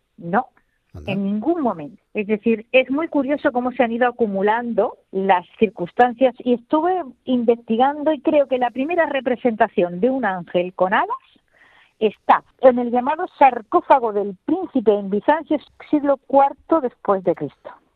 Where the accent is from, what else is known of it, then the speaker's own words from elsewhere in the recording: El Borge, Andalusia, Spain; el patrón de mi pueblo es San Gabriel